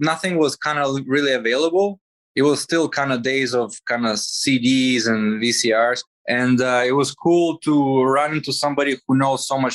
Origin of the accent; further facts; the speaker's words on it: Toronto, Ontario, Canada; also born or lived in Riga, Latvia; I was born in Latvia, in Riga City, but I lived most of my life in Canada, in Toronto.